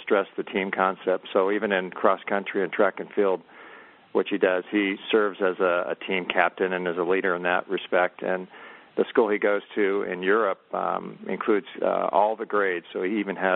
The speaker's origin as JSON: {"language": "English", "area": "near Stanford", "region": "California", "country": "United States", "tie": "born or raised there", "said": "I grew up near Stanford."}